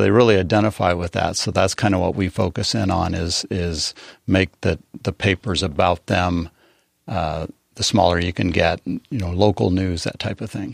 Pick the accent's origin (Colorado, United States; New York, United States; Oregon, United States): Colorado, United States; Eastern Plains of; now in San Diego, United States; I grew up on the Eastern Plains, seven miles from Kansas.